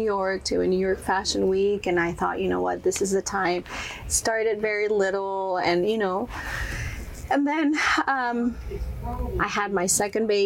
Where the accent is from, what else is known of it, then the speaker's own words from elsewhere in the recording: Monterrey, Nuevo León, Mexico; first language Spanish; English is a second language; moved away as an adult; now in United States; I was born and raised in Monterrey, Mexico, and I started modeling when I was around 16 years old.